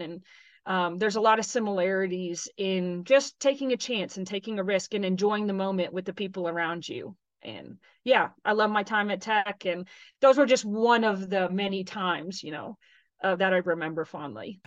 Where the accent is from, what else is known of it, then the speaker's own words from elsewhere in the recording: Texas, United States; moved away as an adult; also born or lived in Tennessee; I'm from Texas originally